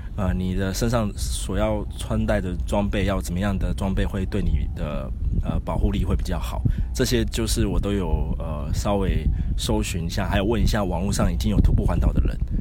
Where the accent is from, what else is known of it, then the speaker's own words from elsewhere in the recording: Taipei, Taiwan; 我是台北人